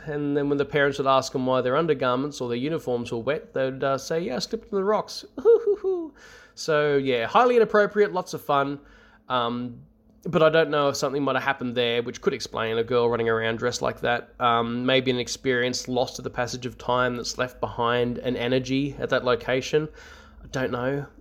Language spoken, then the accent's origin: English; north of Sydney, New South Wales, Australia; I grew up in what I can only describe as a haunted house. Almost Skinwalker Ranch-ish, uh, in its variety. It's about twenty kilometers north of Sydney.